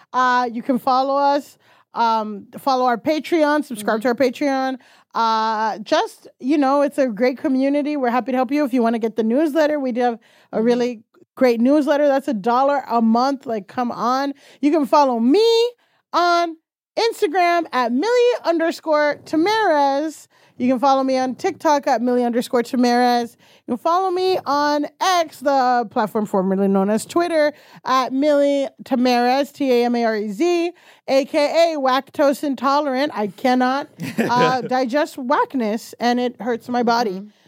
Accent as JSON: {"language": "English", "town": "Bushwick", "region": "New York", "country": "United States", "said": "Listen, we're from Bushwick."}